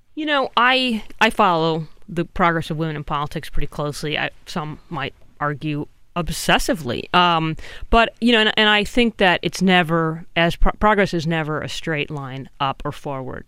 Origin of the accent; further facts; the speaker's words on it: California, United States; I'm also from California.